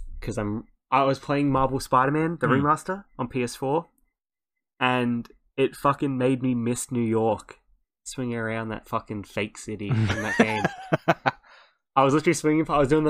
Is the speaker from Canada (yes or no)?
no; Australia; no, I'm from Australia.